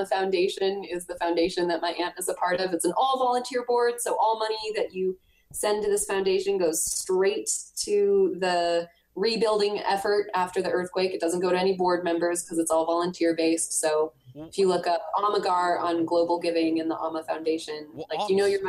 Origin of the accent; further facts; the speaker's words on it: United States; Americans are very, I love being American, and like, I've traveled all around the world and I am proud of being American.